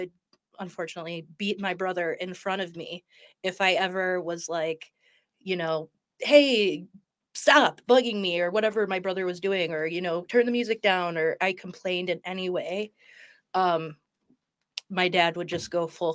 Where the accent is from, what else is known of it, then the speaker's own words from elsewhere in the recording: Bloomfield Hills, Michigan, United States; I grew up in Bloomfield Hills